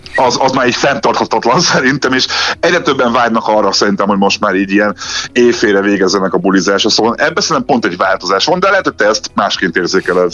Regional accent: Budapest, Hungary; én ott laktam nem messze a Budapest Parktól, ott nőttem fel

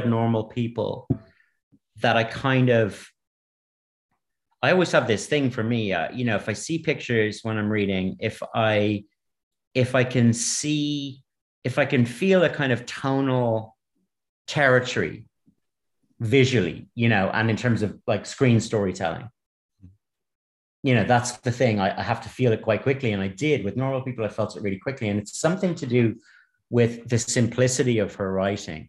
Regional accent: Ireland; I'm Irish and I grew up here

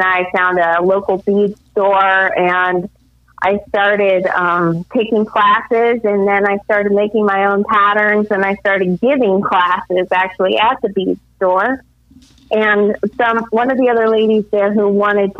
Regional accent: California, United States; moved away as an adult; also born or lived in central Illinois; now in Illinois, United States; I'm actually from California

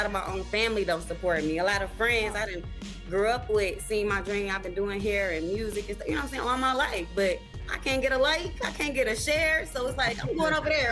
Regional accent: Saginaw, Michigan, United States; now in Grand Rapids, United States; It's Saginaw, yeah. 989

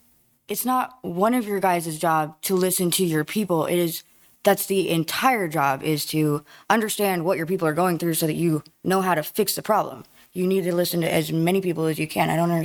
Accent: Lawrence, Kansas, United States; I would have liked to think that Lawrence is my hometown, right?

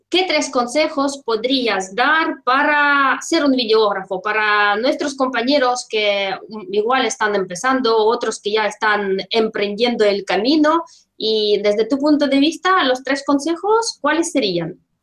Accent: Russia; Spanish is a second language; now in Spain; yo soy rusa, vivo en España

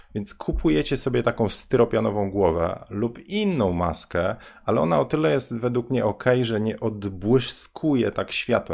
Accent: Bydgoszcz, Kuyavian-Pomeranian Voivodeship, Poland; ja jestem z Bydgoszczy

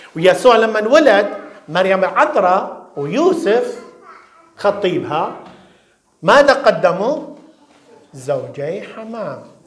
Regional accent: Iraq; now in London, United Kingdom; في بلادنا الشرقية بالعراق

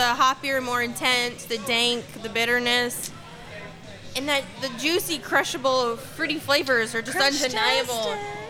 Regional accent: Massachusetts, United States; I was born in Massachusetts.

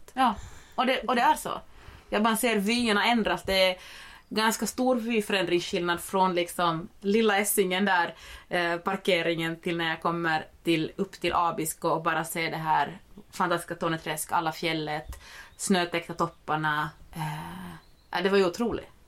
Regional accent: Finland; now in Sweden; jag är en finlandssvensk. Eh, men, som, men som bor i Sverige

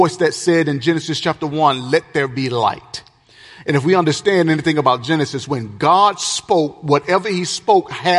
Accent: the South, United States; I'm from the South.

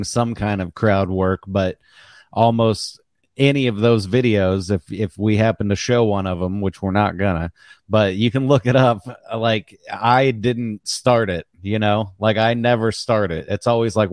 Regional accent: Missouri, United States; I'm from Missouri

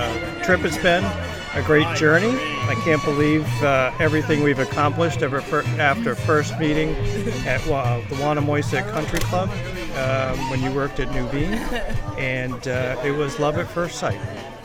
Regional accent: Middletown, Rhode Island, United States; I'm from Middletown, Rhode Island

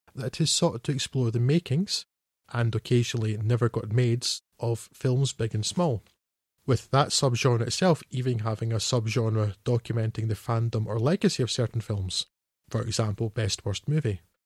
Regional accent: Scotland, United Kingdom; I'm a Scot, so that's the Scot with the one T.

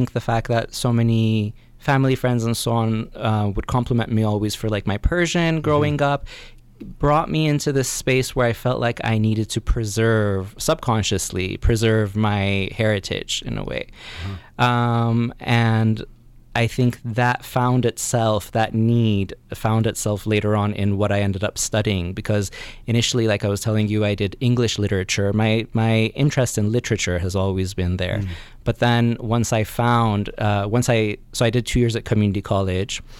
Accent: Northern California, United States; also born or lived in Iran; I was born here in California, and then when I was 4, went to Iran and lived there until I was 10, and then came back again to Northern California

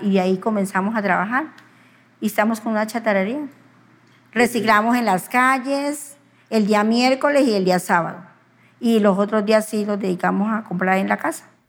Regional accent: Mercaderes, Cauca, Colombia; moved away as an adult; also born or lived in San Vicente / Pereira; nací en Mercaderes Cauca en 1971.

